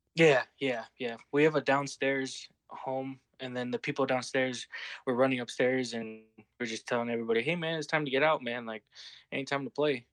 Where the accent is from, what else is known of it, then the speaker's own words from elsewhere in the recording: Utah, United States; also born or lived in California; I was, uh, born in Cali, but I was raised out here in Utah, so I say I'm from Utah